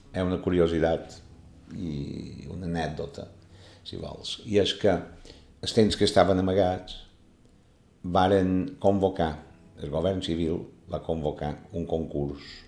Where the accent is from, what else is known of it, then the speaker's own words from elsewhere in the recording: Palma, Balearic Islands, Spain; néixer el 29 de gener de l'any 1949, a Palma, en el carrer Real